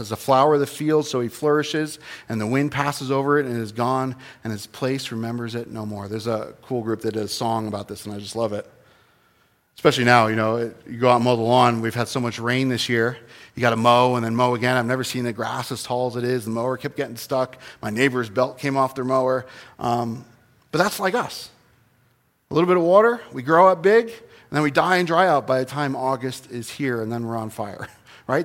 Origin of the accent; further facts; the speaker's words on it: New Jersey, United States; I was born in New Jersey, the Garden State, regrettably, but it's not a garden